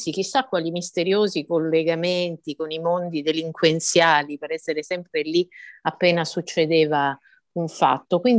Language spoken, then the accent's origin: Italian; Messina, Sicily, Italy; moved away as an adult; also born or lived in Palermo / Rome; io sono nata a Messina, come lei diceva, sono cresciuta là, eh, me ne sono andata a 21 anni dalla città perché, per andare a fare il giornalismo, insomma, prima a Palermo, poi a Roma.